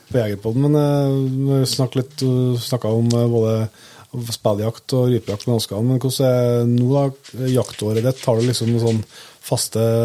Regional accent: Namsskogan, Trøndelag, Norway; Vi er jo fra Namsskogan, jeg og Inge

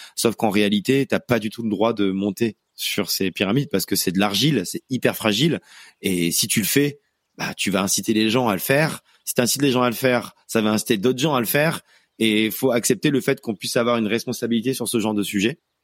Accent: Auvergne-Rhône-Alpes, France; moved away; je suis allé en Auvergne, ma région natale

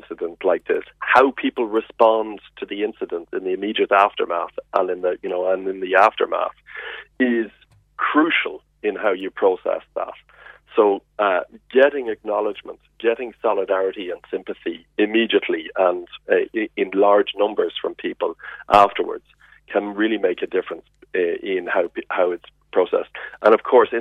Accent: Ireland; as an Irish person

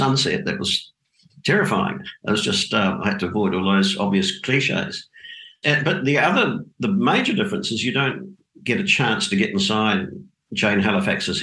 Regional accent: Dunedin, Otago, New Zealand; moved away as an adult; also born or lived in Auckland, New Zealand; now in Australia; I grew up in Dunedin in the South Island of New Zealand

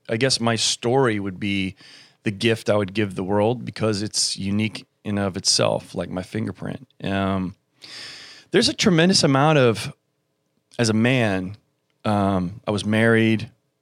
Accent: Germany; born there; my father was military. He was a pilot. I was born in Germany, and my mother was English.

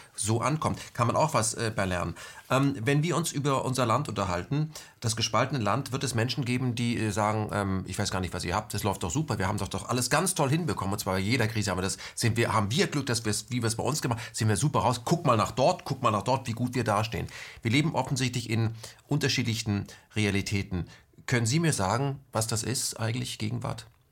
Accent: West Germany, Germany; bei uns im Westen

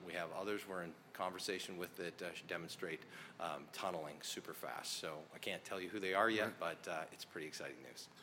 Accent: North Idaho, United States; So I grew up, I'm a kid from North Idaho silver mines.

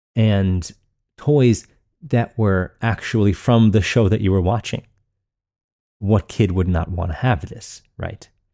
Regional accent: Long Island, New York, United States; growing up in Long Island, New York

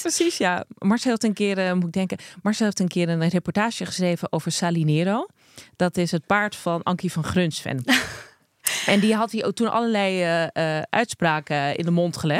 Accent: Krommenie, North Holland, Netherlands; accent: Zaans; also born or lived in Amsterdam; Ik ben eh, geboren en getogen in Krommenie. En daar hebben ze ook gewoon een eigen accent.

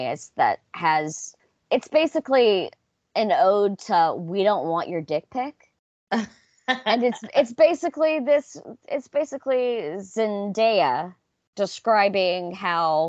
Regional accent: the South, United States; growing up in the South with these mega churches

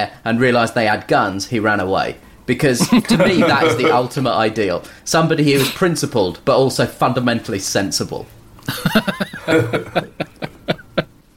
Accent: United Kingdom; I was born in Britain, but my family is from India

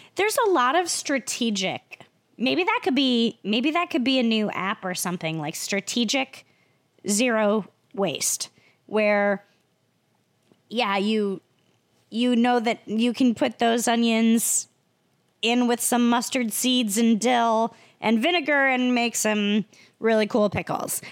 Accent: Iowa, United States; moved away; I'm from Iowa

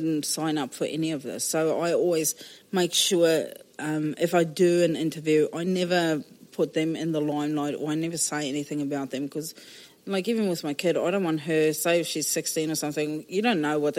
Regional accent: Johannesburg, Gauteng, South Africa; moved away as an adult; now in New Zealand; I was born in South Africa, the biggest baby that was ever born in this particular hospital in Johannesburg

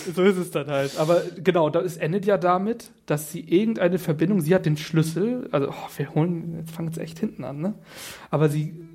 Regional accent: Northern Germany, Germany; also born or lived in Kiel; ich komme ja auch aus dem Norden

